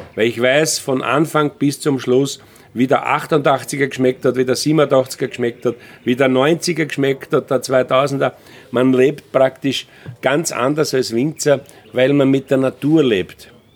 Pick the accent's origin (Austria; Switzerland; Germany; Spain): Austria; bei uns in Österreich